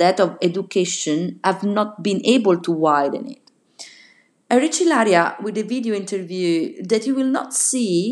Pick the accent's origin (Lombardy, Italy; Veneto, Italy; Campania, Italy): Campania, Italy; Naples; moved away; also born or lived in northern Italy; in a Neapolitan newspaper, my hometown